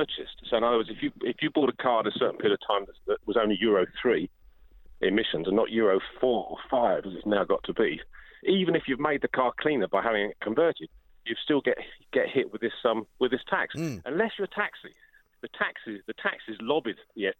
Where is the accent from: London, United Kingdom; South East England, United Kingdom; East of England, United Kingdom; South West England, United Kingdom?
London, United Kingdom; But I'm a Londoner